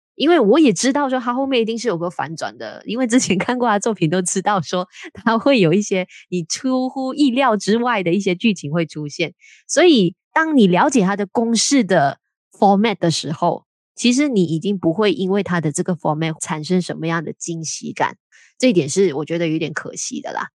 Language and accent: Chinese; Malaysia; 我们身为马来西亚人